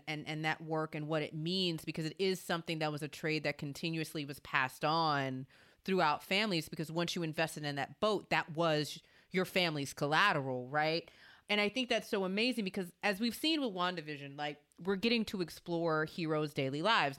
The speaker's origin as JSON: {"language": "English", "region": "Louisiana", "country": "United States", "said": "And another thing I love about this is obviously Anthony Mackie's from Louisiana. I'm also from Louisiana."}